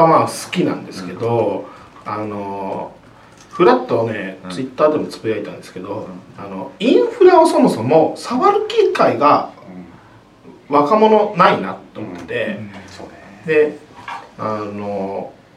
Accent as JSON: {"language": "Japanese", "region": "Hiroshima", "country": "Japan", "tie": "born or raised there", "said": "僕広島出身なんですけど"}